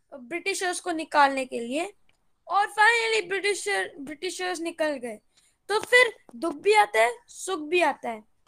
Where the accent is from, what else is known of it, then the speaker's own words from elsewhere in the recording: Gurgaon, Haryana, India; मैं गुड़गांव से बिलोंग करता हूँ